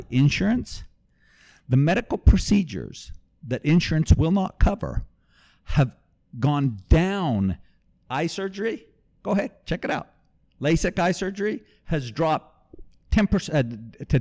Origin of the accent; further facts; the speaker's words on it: Mexico; now in Texas, United States; I was born and raised in Mexico